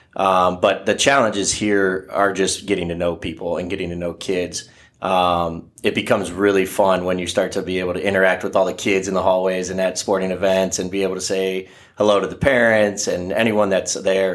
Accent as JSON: {"language": "English", "town": "Oak Harbor", "region": "Ohio", "country": "United States", "tie": "born or raised there", "said": "I'm a graduate from Oak Harbor High School over there in, by Lake Erie"}